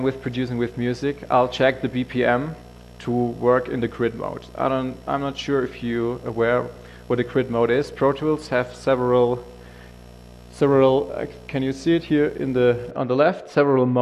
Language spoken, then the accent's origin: English; Germany; I'm from the German office, so I'm from Germany.